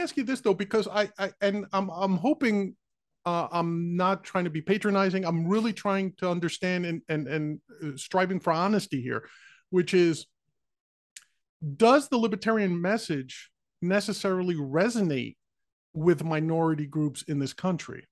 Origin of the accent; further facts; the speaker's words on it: New York City, New York, United States; I grew up in the Bronx